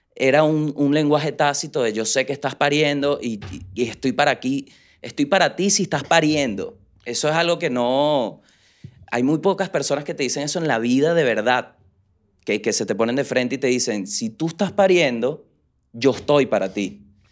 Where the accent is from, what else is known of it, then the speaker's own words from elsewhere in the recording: Venezuela; moved away; nosotros como venezolanos